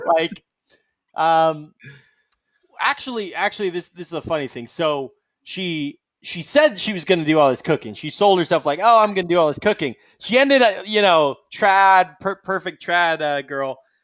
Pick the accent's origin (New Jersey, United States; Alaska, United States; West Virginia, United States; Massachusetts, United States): Alaska, United States; I'm from Alaska. It's sort of a different culture.